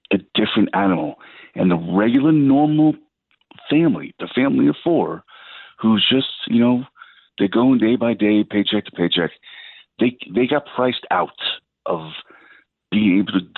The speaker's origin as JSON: {"language": "English", "town": "New York City", "region": "New York", "country": "United States", "tie": "born or raised there", "said": "born and raised in Staten Island, New York"}